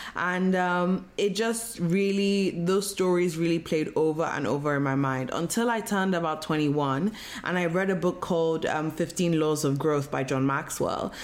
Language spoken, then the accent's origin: English; Nigeria; I was born and raised in Nigeria